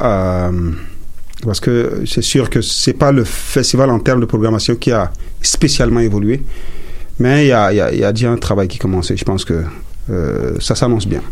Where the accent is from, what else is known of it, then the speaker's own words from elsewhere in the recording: Chad; first language Sara; French is a second language; now in Montreal, Canada; je viens du Tchad